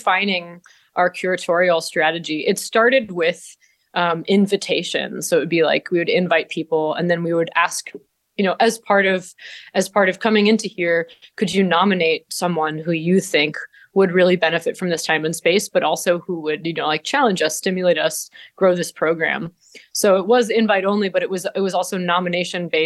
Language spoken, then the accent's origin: English; Vermont, United States; born or raised there; moved away as an adult; now in Ithaca, United States